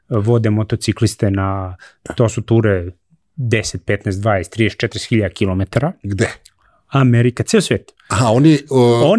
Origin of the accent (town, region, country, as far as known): Serbia